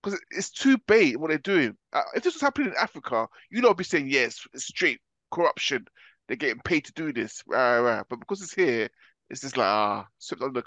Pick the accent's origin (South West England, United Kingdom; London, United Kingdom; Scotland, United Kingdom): London, United Kingdom; I'm British or I'm from London